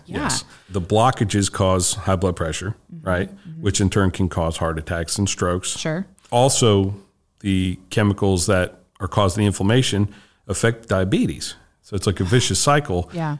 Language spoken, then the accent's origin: English; New Jersey, United States; now in Georgia, United States; I grew up in New Jersey.